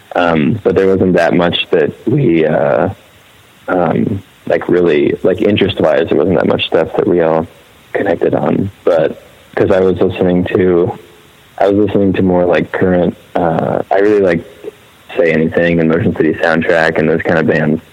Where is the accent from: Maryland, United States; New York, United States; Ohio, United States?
Maryland, United States; moved away as an adult; also born or lived in Laurel, Maryland / Philadelphia; I was all in Maryland.